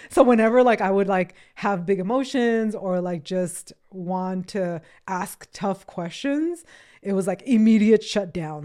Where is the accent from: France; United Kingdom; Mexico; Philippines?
Mexico; Acapulco, Guerrero; also born or lived in Los Angeles, United States; now in United States; I was born in the, in L A, but I was raised in Mexico, in Acapulco